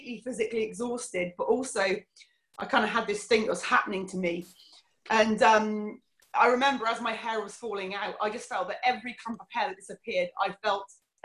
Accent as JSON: {"language": "English", "area": "Cornwall", "region": "South West England", "country": "United Kingdom", "tie": "born or raised there", "also_born_or_lived": "Fife, Scotland", "said": "So I was born in Scotland, came back to Cornwall when I was about 2 years old, and had a really, really lovely childhood."}